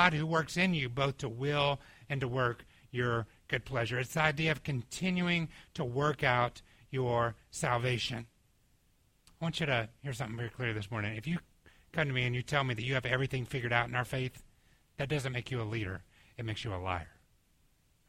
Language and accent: English; Atlanta, Georgia, United States; moved away; when I was growing up in Atlanta